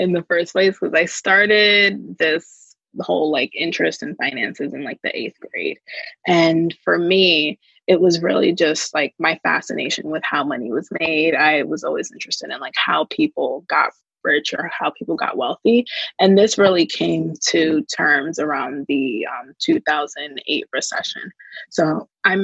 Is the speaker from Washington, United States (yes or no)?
no; New Jersey, United States; I am from Jersey.